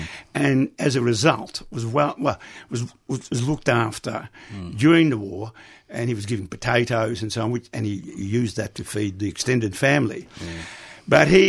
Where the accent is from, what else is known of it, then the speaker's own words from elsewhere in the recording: Netherlands; now in Australia; So that was one reason why we emigrated from Holland to Australia.